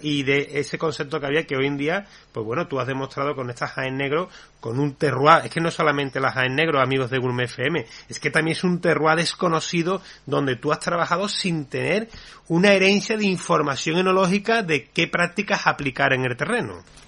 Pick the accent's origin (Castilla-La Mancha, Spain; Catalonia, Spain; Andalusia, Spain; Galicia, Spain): Andalusia, Spain; Seville; como andaluz, como sevillano